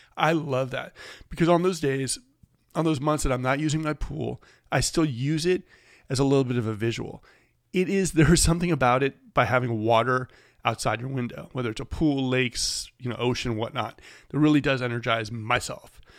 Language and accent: English; Bay Area, California, United States; now in Sacramento, United States; I grew up in the Bay Area.